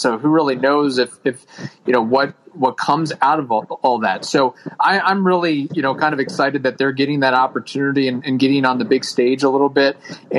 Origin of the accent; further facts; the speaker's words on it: Louisville, Kentucky, United States; Yeah, I grew up in the Louisville area, so it was sort of that minor league baseball natural transition there